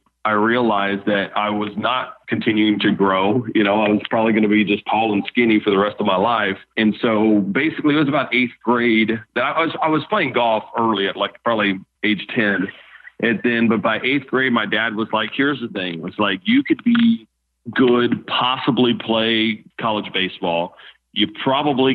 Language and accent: English; Baton Rouge, Louisiana, United States; I'm born and raised in Baton Rouge